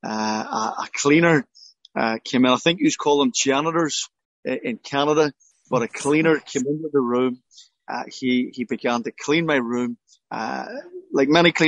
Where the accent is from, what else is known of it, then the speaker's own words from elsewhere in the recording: Belfast, Northern Ireland, United Kingdom; I grew up in Belfast